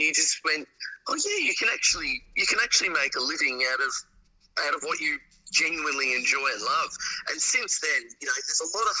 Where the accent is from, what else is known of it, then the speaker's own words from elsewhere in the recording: Tasmania, Australia; moved away as an adult; now in Adelaide, Australia; I grew up in Tasmania